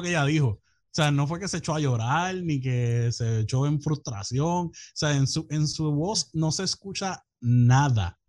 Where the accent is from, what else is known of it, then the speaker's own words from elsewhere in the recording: Puerto Rico; soy de Puerto Rico y que vivo allá.